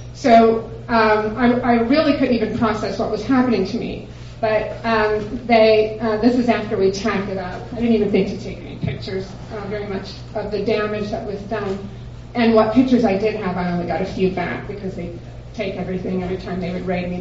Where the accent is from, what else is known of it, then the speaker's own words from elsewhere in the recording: Dallas, Texas, United States; I'm from Dallas.